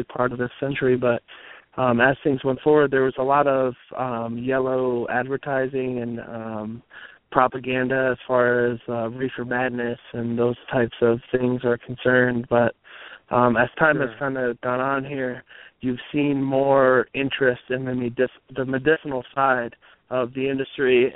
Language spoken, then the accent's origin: English; New Jersey, United States; now in Colorado, United States; I grew up in New Jersey